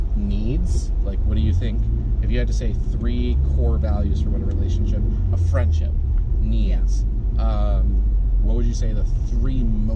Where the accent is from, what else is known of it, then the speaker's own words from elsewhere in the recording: Maryland, United States; born there; A lot of you know that, or some of you know that I was born in Maryland, and I had, two totally different life experiences, one in Maryland and then one, after I moved in with my grandparents.